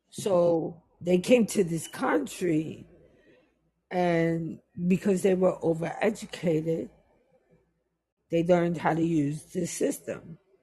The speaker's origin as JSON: {"language": "English", "town": "New York City", "region": "New York", "country": "United States", "also_born_or_lived": "Jamaica", "said": "I'm a New Yorker"}